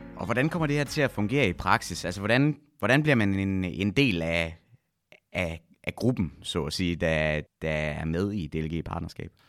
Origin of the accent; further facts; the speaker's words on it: West Jutland, Central Denmark Region, Denmark; nu kommer jeg jo fra Vestjylland